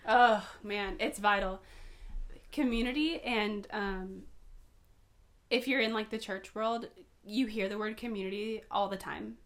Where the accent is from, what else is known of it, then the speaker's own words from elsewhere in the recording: Poway, California, United States; also born or lived in North County, San Diego; now in North County San Diego, United States; Born and raised in Poway